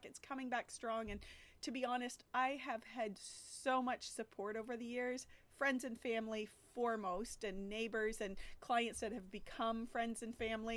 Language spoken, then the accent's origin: English; St. Thomas, Ontario, Canada; also born or lived in London, Ontario; St. Thomas, my basically hometown, or the biggest city to my hometown